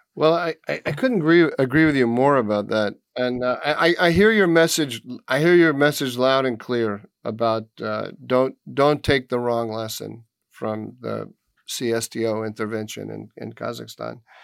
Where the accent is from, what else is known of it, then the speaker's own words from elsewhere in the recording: United States; I'm an American